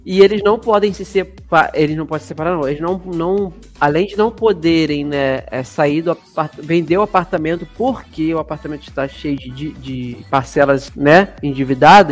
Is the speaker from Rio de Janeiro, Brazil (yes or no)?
yes; Rio de Janeiro, Brazil; accent: carioca